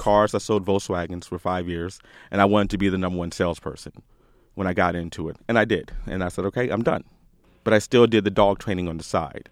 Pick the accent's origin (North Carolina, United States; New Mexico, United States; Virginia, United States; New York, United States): Virginia, United States; DC area, Northern; moved away; also born or lived in Austin, Texas; originally from Northern Virginia, D C area. I left there two thousand four, moved to Austin, Texas.